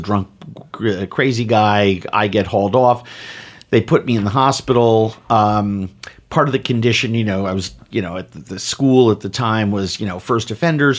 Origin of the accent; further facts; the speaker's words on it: New York City, New York, United States; I grew up in New York City in the seventies